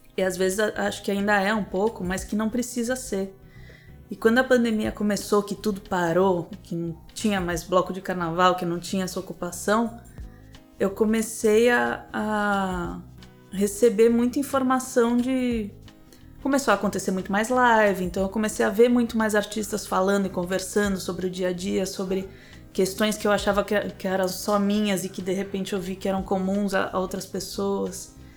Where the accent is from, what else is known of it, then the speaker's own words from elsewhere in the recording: São Paulo, Brazil; also born or lived in Rio de Janeiro; eu nasci no Rio. Eu fui criada em São Paulo, mas eu nasci no Rio.